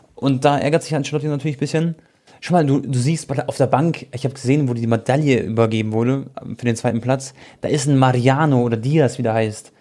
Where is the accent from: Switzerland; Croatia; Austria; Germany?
Croatia